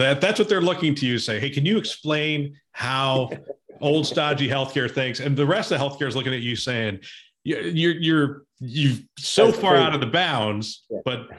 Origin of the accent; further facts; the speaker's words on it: Easton, Pennsylvania, United States; I was born in Easton Hospital.